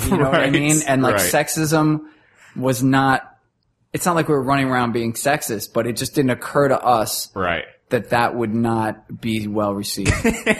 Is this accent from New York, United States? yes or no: yes; Queens, New York, United States; Or so, you know, we're hanging out with strippers. We're from Queens.